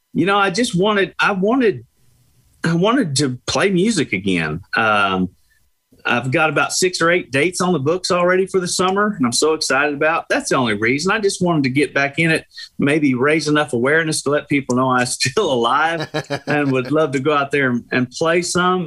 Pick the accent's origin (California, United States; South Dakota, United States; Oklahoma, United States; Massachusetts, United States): Oklahoma, United States; Tulsa; moved away; I'm from Tulsa